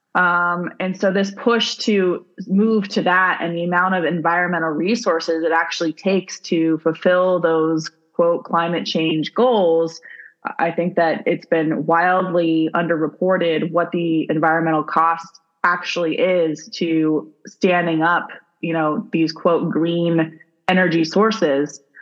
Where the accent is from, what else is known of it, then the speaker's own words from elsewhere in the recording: Arizona, United States; I grew up in Arizona.